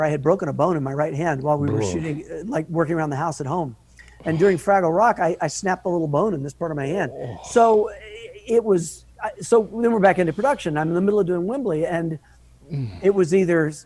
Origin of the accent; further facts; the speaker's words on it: Atlanta, Georgia, United States; I'm a guy from Atlanta